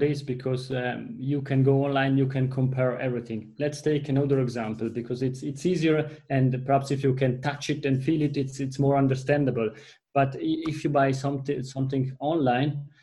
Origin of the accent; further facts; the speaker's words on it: Italy; accent: Italian; first language Italian; English is a second language; you are hearing that from my accent, my mother tongue is Italian